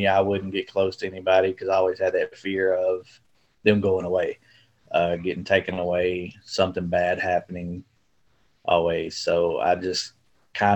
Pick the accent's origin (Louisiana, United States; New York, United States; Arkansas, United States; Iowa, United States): Arkansas, United States; Camden; also born or lived in El Dorado, Arkansas / Jonesboro, Arkansas; I was born in El Dorado, Arkansas. Grew up in Camden, about 30 minutes away